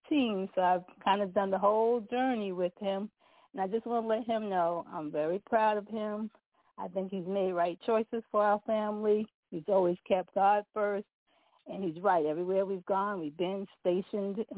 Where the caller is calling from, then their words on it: Severn, Maryland, United States; I'm calling from Severn, Maryland.